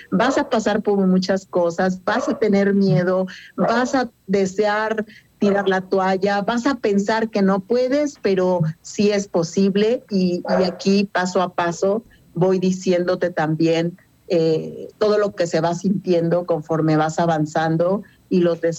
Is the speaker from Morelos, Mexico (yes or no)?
yes; Cuernavaca, Morelos, Mexico; now in Querétaro, Mexico; De yo soy de Cuernavaca, sin embargo, hace muchos años me vine a vivir aquí